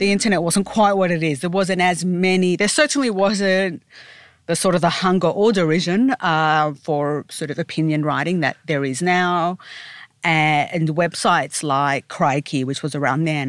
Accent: Sydney, New South Wales, Australia; I grew up in Sydney, and at first I did the usual going from, you know, straight from high school to university

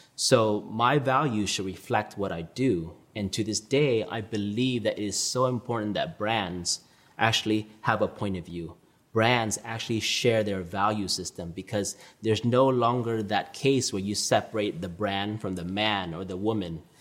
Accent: Orange County, Southern California, United States; also born or lived in New York; I grew up a typical Orange County suburban lifestyle

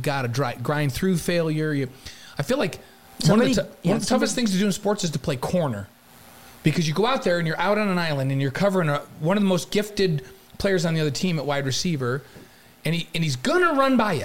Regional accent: New York, United States; now in Utah, United States; I grew up in New York

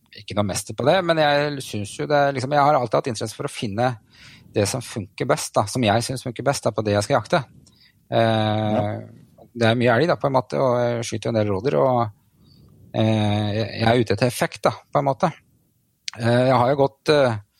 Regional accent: Bærum, Akershus, Norway; also born or lived in Trysil / Elverum / Hønefoss; now in Fredrikstad, Norway; Jeg kommer vel egentlig fra Bærum

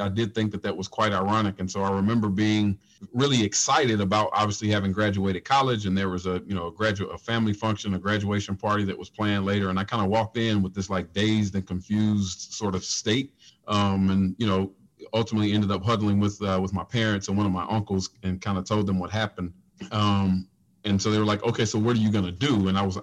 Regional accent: Nashville, Tennessee, United States; I'm from Nashville

